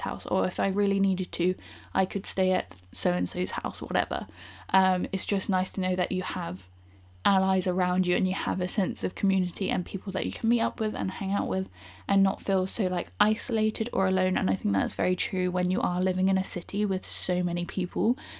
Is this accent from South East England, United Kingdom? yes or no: no; Bournemouth, South West England, United Kingdom; now in London, United Kingdom; I'm originally from Bournemouth, so I currently live in London